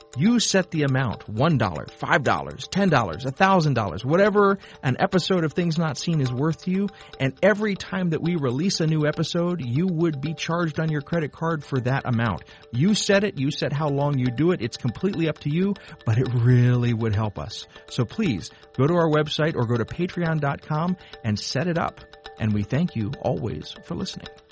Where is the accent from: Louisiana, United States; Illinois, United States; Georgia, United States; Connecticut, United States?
Georgia, United States; South; now in Chicago, United States; where I grew up in South Georgia